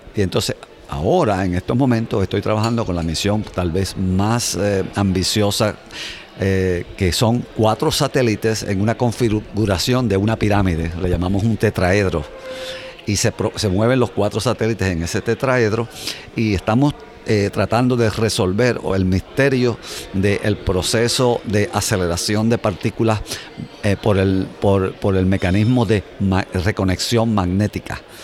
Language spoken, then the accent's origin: Spanish; Puerto Rico; moved away as an adult; now in United States; creciendo en Puerto Rico mi padre me llevaba a ver el radio